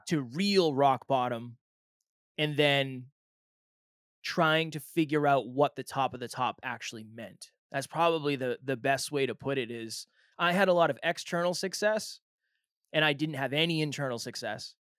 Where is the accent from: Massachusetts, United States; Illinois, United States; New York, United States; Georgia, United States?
Massachusetts, United States; now in New Hampshire, United States; I was born and raised in Massachusetts